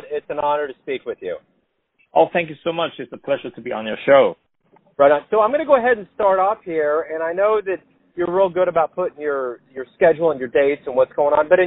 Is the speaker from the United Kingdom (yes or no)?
no; Hong Kong; born or raised there; moved away